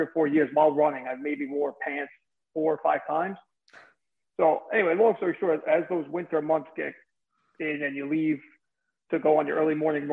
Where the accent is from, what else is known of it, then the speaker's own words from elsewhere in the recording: New Jersey, United States; accent: mesh of Brooklyn, Bronx, New Jersey; moved away as an adult; also born or lived in New York City; now in Hilton Head, United States; I'm living in Hilton Head, South Carolina now, but I'm originally from New Jersey